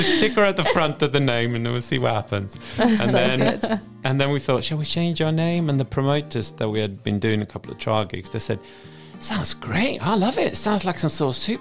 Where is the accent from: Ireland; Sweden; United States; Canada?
Sweden; also born or lived in Cardiff; now in Reading, United Kingdom; So I moved here from Cardiff after coming via Sweden, where I'm from